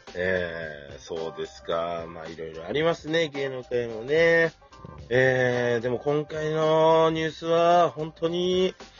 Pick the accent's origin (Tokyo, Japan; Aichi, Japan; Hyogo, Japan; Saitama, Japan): Saitama, Japan; Iruma; 僕の地元のね、埼玉入間